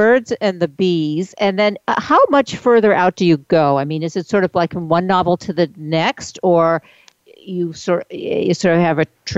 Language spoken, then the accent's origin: English; Maine, United States; I'm a New Englander, so I came from I'm one of those, Maine